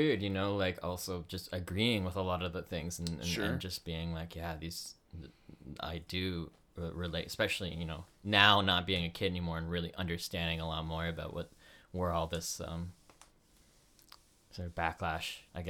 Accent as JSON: {"language": "English", "region": "Connecticut", "country": "United States", "tie": "born there", "said": "I'm actually, I was born in Connecticut."}